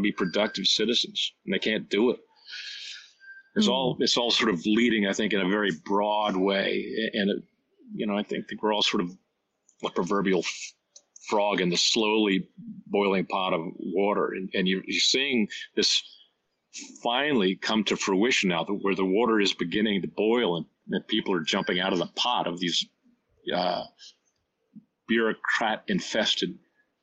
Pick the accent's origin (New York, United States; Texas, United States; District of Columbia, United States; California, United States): District of Columbia, United States; Washington; it's my hometown too, so I remember that little southern city